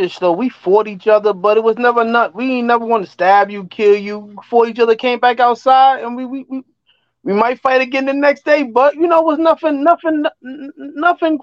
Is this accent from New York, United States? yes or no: yes; New York City, New York, United States; we're originally from West Bronx, like Davidson Avenue, 174th and Davidson. Well, my father caught the job and we moved uptown